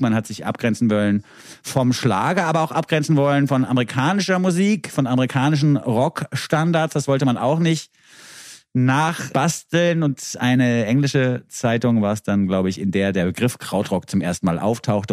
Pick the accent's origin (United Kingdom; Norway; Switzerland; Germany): Switzerland; bei uns in der Schweiz